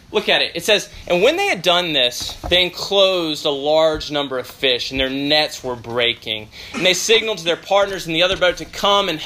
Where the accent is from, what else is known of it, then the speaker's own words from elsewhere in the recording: Memphis, Tennessee, United States; I grew up in Memphis, Tennessee